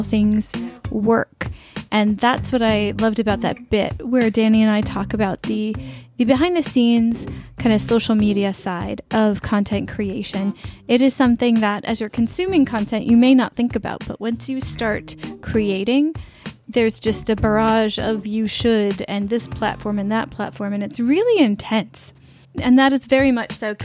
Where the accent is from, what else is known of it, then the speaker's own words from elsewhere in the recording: United States; As an American